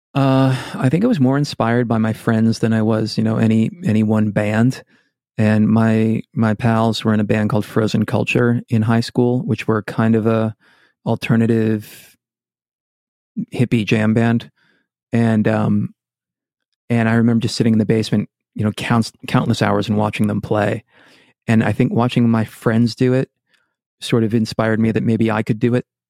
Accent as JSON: {"language": "English", "town": "Shrewsbury", "region": "Massachusetts", "country": "United States", "tie": "born or raised there", "also_born_or_lived": "Boston / New York City", "moved": "as an adult", "said": "I grew up in Worcester, Massachusetts"}